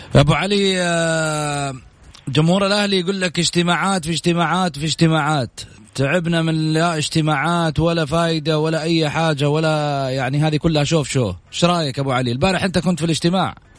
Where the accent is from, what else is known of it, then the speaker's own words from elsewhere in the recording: Saudi Arabia; اني سعودي